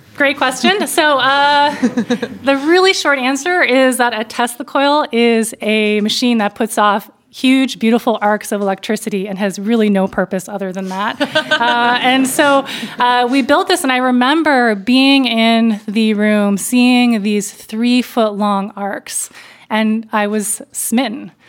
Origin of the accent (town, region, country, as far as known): Berkeley Heights, New Jersey, United States; born or raised there